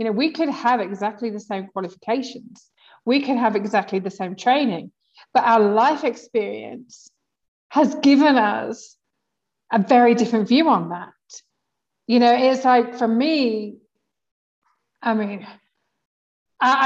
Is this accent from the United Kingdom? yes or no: yes; England, United Kingdom; I'm English